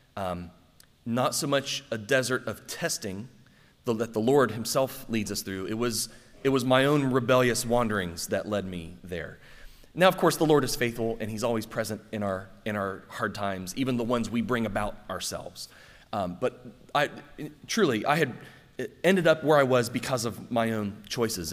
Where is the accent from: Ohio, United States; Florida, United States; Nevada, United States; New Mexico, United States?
Ohio, United States; Circleville; born or raised there; moved away